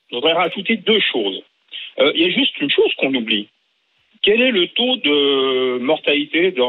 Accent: France; Ah non, mais je suis euh, je suis français

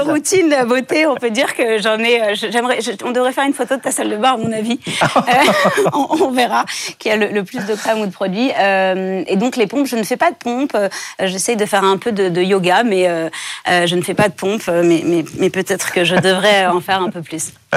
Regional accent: France; j'ai grandi en France

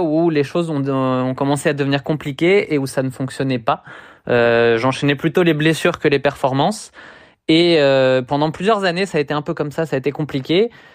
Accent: Le Havre, Normandy, France; moved away as an adult; Je viens du Havre, en Normandie

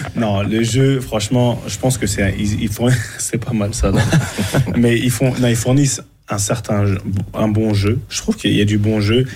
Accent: Cameroon; j'ai fait la dernière canne chez nous au Cameroun

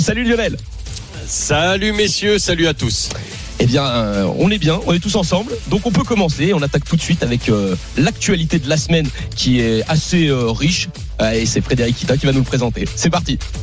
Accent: Rouen area, Normandy, France; moved away; quand je rentre chez moi dans le Rouennais

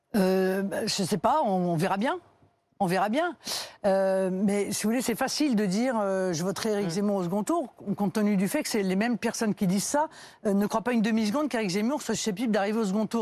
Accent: Brittany, France; Je suis bretonne

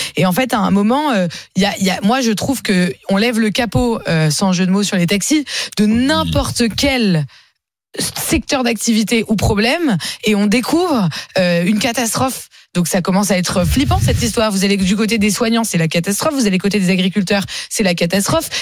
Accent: France; je suis fière d'être française, je suis fière de la France.

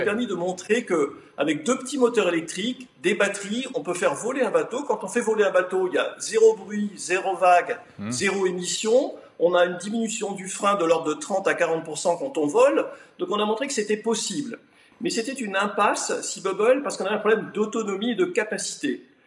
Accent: France; moved away as an adult; also born or lived in Paris; now in Switzerland; je suis français, j'aime mon pays

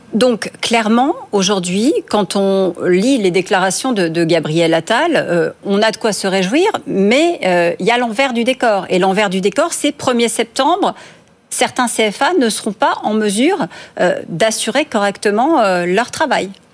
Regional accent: France; ici chez nous en France

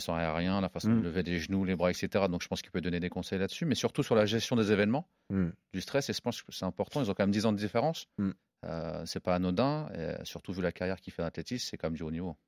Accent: Normandy, France; also born or lived in Évreux / Caen; on est normand

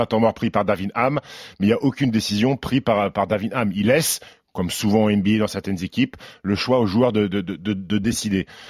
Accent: France; chez nous en France

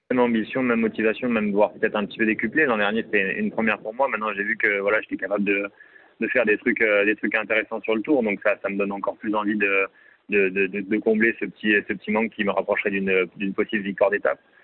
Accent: Libourne, Nouvelle-Aquitaine, France; Libourne, la ville, ma ville natale

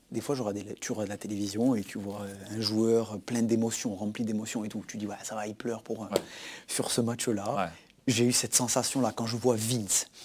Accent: Corsica, France; c'était par exemple un derby Bastia-Ajaccio où je sais que c'est quelque chose de très fort pour ma région.

